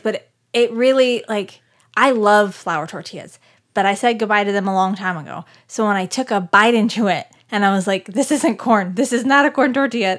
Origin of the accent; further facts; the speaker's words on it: Scottsdale, Arizona, United States; moved away; I am from Scottsdale, Arizona. I was born and raised